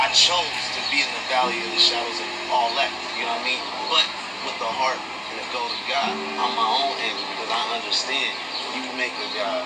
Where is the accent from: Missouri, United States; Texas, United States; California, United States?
California, United States; I'm from California